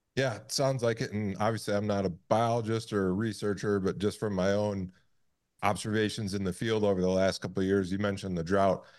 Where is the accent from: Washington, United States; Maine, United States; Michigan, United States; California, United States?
Michigan, United States; moved away; I'm from Michigan originally, and now being out west